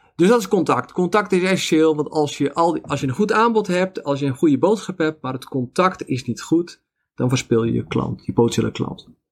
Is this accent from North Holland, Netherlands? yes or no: yes; Zaanstreek, North Holland, Netherlands; now in Veluwe, Netherlands; ik ben in de Zaanstreek opgegroeid